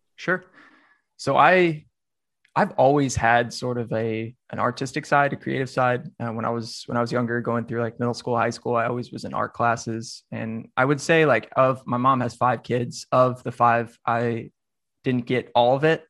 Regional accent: Nashville, Tennessee, United States; I'm from Nashville, so I considered Meharry. Um, just right down that's actually like 10 minutes from where I grew up.

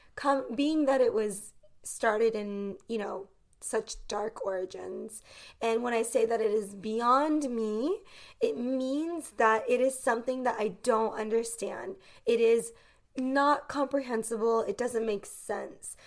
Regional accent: United States; as an American growing up in the United States

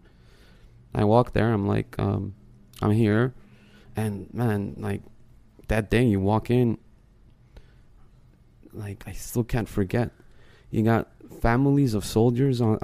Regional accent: United States; I grew up in the States

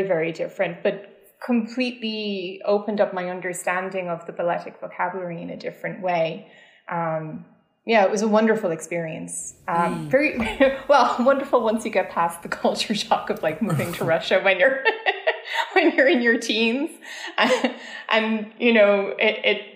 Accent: Dublin, Leinster, Ireland; moved away as an adult; now in New York, United States; I grew up in Dublin in Ireland.

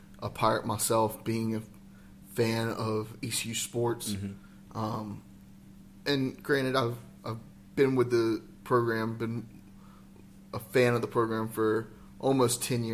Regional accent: Lexington, North Carolina, United States; I grew up in Lexington, North Carolina

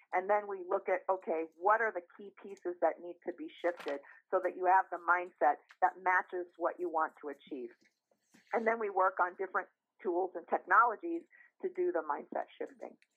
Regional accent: Sierra foothills, Northern California, United States; also born or lived in Bay Area, California; I grew up in a little um, gold mining town in the Sierra foothills of California, Northern California.

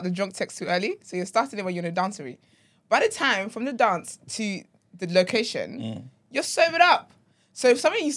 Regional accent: Nigeria; now in United Kingdom; I'm Nigerian

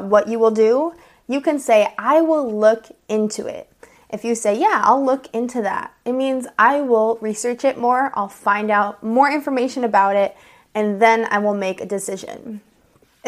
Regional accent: United States; I'm an American English teacher

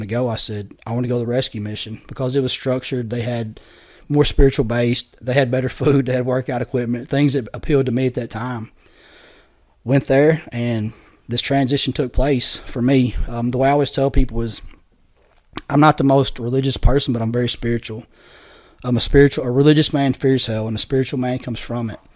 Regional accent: Poplar Bluff, Missouri area, United States; I ended up in a rescue mission in Poplar Bluff, Missouri, where I'm from. It's about an hour from my hometown

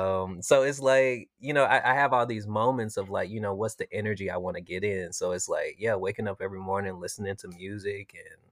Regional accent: Jackson, Mississippi, United States; Originally, I'm from Jackson, Mississippi.

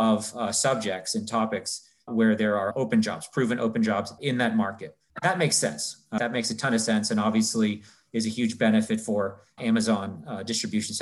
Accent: Canada; moved away as an adult; also born or lived in New York; I'm from Canada originally, got into Yale from Canada

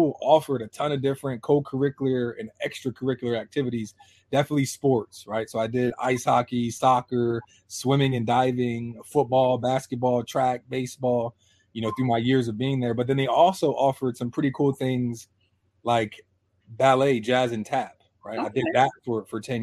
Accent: Harrisburg, Pennsylvania, United States; also born or lived in Hershey, Pennsylvania; I'm from Harrisburg, Pennsylvania. That's where I was born. Not raised, though

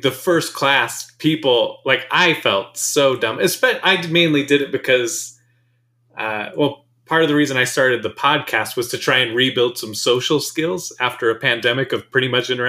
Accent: United States; I'm an American.

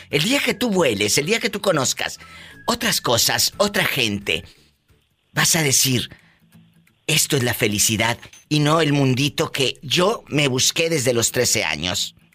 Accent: Tabasco, Mexico; Ahí es de Oaxaca, yo soy de Tabasco.

